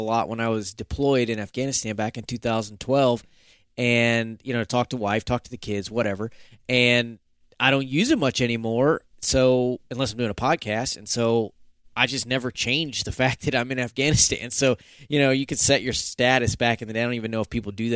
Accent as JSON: {"language": "English", "region": "Florida", "country": "United States", "tie": "born or raised there", "also_born_or_lived": "Colorado / upstate New York / Georgia", "moved": "as an adult", "lives_now": "Fort Stewart, Georgia, United States", "said": "originally, I'm from Florida, so I'm very much a southeastern guy. That's how I grew up hunting."}